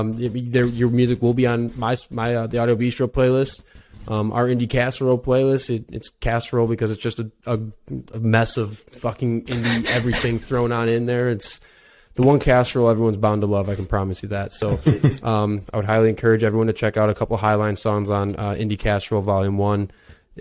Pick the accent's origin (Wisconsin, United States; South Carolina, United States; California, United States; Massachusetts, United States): Wisconsin, United States; I'm from Wisconsin, out in the States, so right above Illinois